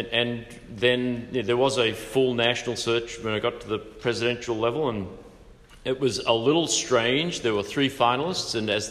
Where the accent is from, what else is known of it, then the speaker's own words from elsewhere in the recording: Australia; now in United States; I was born and raised in Australia.